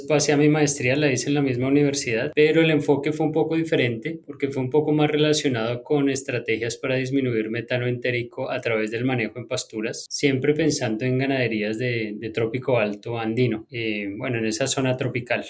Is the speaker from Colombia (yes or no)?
yes; Bogotá, Colombia; moved away as an adult; now in United States; yo nací en Colombia, en Bogotá